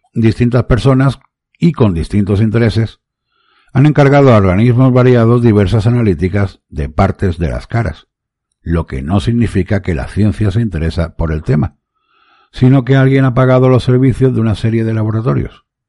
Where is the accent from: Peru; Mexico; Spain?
Spain; Málaga, Andalusia; en mi ciudad Málaga, en mi país España